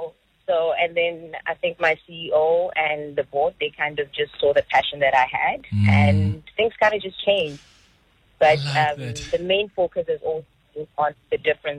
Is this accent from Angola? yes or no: no; South Africa; moved away as an adult; now in Luxembourg; I'm South African, born and bred. Relocated to Luxembourg this year, finally.